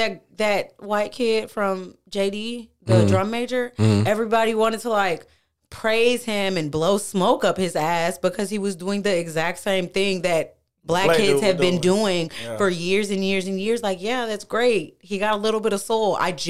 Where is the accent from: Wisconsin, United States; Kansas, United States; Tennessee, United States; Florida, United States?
Wisconsin, United States; Milwaukee; also born or lived in Mobile, Alabama; I was originally born somewhere else. I was raised in between Milwaukee, Wisconsin and Mobile, Alabama.